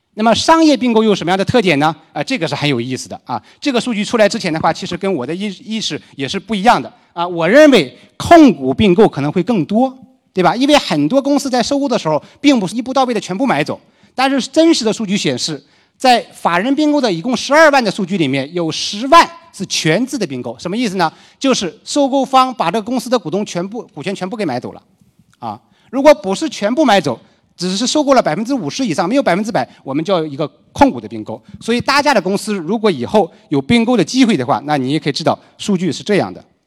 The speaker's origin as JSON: {"language": "Chinese", "region": "Liaoning", "country": "China", "tie": "born or raised there", "moved": "yes", "said": "包括我的老家辽宁"}